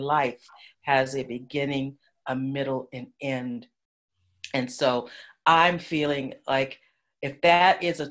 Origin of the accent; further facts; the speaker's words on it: Los Angeles, California, United States; I was born and raised in Los Angeles